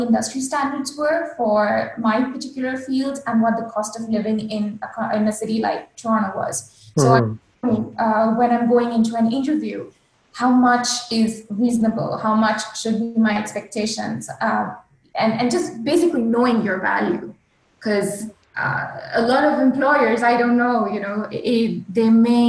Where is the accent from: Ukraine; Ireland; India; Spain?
India; accent: Indian; English is a second language; Another thing that I worked on was neutralizing my accent. So if you hear an Indian, if you hear a native Indian speaker, it's a very heavy accent.